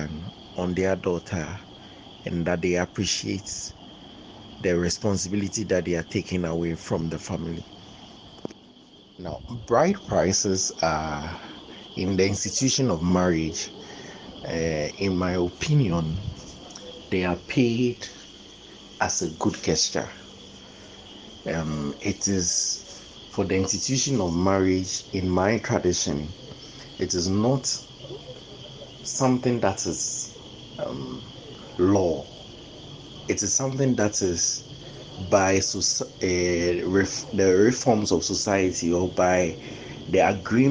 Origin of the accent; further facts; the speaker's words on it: Ghana; I'm a Ghanaian and African in that light, and a Krobo.